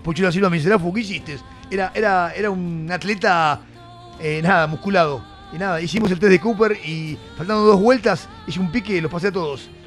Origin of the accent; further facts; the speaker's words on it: Argentina; me siento más que argentino, me siento totalmente argentino